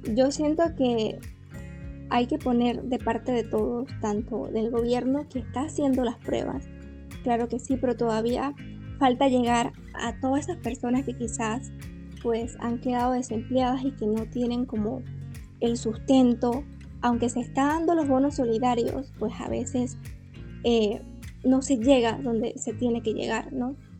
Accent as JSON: {"language": "Spanish", "town": "Las Tablas", "region": "Los Santos", "country": "Panama", "said": "soy panameña"}